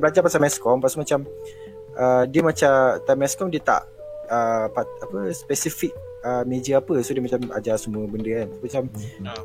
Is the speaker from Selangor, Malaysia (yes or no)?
no; Kuala Lumpur, Malaysia; Tapi asal memang KL lah